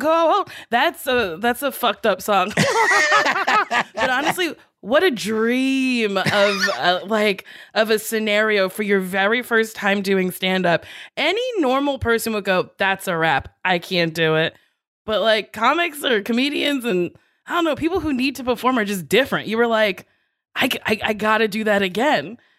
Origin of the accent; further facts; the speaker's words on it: Chicago, Illinois, United States; I'd only really spent time on the South Side.